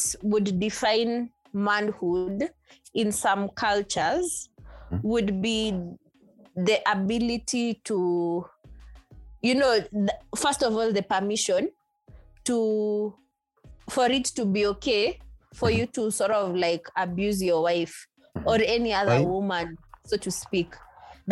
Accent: Nairobi, Kenya; I'm a city girl. I was born and bred in Nairobi.

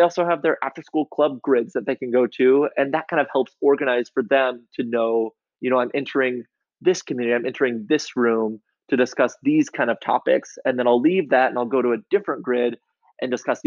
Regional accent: Iowa, United States; I grew up in Iowa

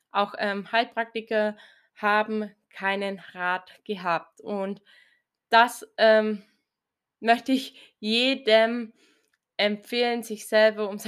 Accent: Bavaria, Germany; Ich komme aus Bayern, so circa 60 Kilometer nördlich von Augsburg, aus also einem sehr, sehr kleinen Ort.

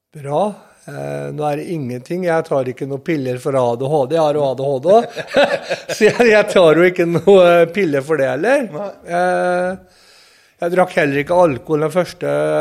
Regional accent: Sarpsborg, Østfold, Norway; på Sandbakken der jeg kommer ifra

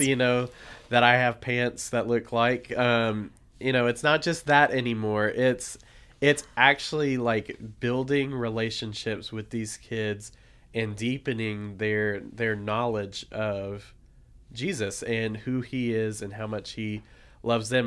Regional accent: Nashville, Tennessee, United States; moved away as an adult; I am from Nashville, Tennessee originally, lived there for twenty-two years of my life

